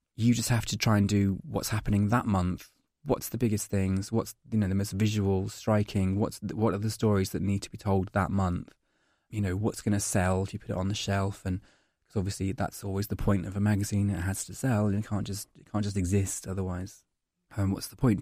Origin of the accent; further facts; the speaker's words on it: Scotland, United Kingdom; moved away as an adult; now in London, United Kingdom; I'm Scottish